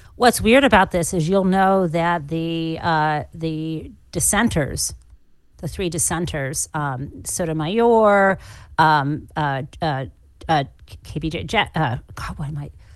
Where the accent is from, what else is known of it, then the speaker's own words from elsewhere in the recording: Michigan, United States; moved away as an adult; someone growing up in the Midwest who was sent to a private school